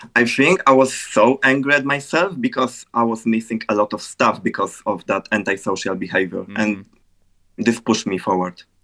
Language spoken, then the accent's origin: English; Poland; I'm a music producer, graphic designer, and a YouTuber from Poland.